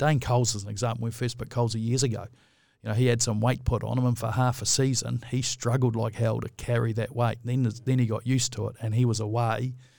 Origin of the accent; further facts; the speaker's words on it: New Plymouth, Taranaki, New Zealand; born there; Look, I was born in New Plymouth. So, you know, there's a lot of cousins in Taranaki.